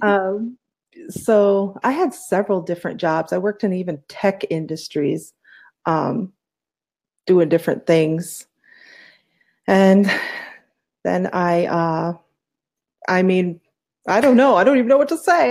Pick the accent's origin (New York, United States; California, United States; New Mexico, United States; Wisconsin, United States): New York, United States; upstate; moved away as an adult; also born or lived in Poughkeepsie, New York; now in Phoenix, United States; I was born in Poughkeepsie, New York, but I grew in, grew up in a small town, so small it was like 3,500 people.